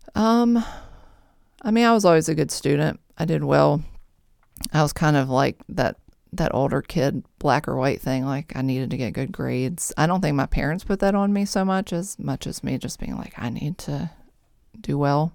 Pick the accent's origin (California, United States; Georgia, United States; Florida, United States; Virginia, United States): Virginia, United States; Mechanicsville; I grew up mostly in Mechanicsville, Virginia, here, not far from here